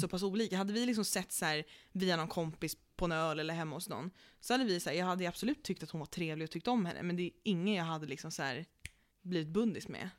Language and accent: Swedish; Stockholm, Stockholm County, Sweden; vi är stockholmare